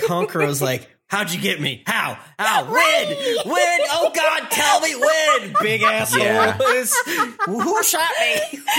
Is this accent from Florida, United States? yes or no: yes; Florida, United States; I'm from Florida